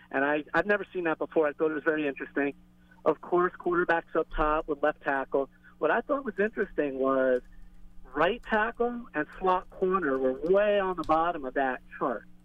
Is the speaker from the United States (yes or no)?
yes; Florida, United States; and I told you I was from the Florida Keys